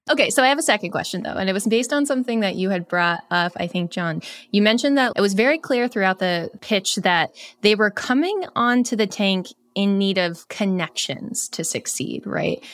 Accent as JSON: {"language": "English", "region": "Vermont", "country": "United States", "tie": "born or raised there", "said": "I grew up in Vermont"}